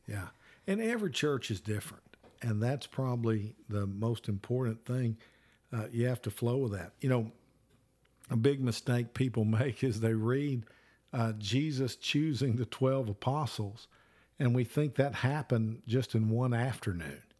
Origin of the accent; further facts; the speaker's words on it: Alabama, United States; I'm from Alabama